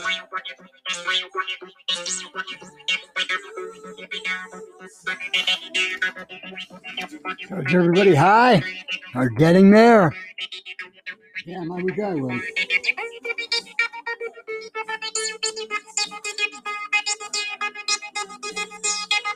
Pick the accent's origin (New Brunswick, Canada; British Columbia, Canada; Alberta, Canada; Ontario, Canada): Alberta, Canada; St. Albert; now in Edmonton, Canada; I grew up in St. Albert